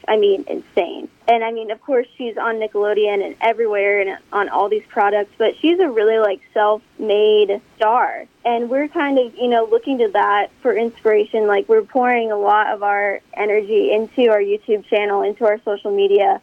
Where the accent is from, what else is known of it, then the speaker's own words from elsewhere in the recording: Omaha, Nebraska, United States; we're from Omaha, Nebraska, and we're actually here in Nebraska right now.